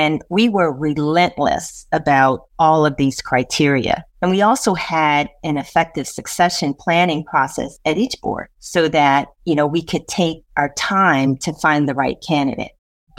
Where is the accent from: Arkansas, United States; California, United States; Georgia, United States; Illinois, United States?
Illinois, United States; Chicago; moved away as an adult; also born or lived in London / New York; I was born and raised in Chicago. I'm the youngest of five children. I grew up in one of the first neighborhoods that was built from the ground up for Black first-time homeowners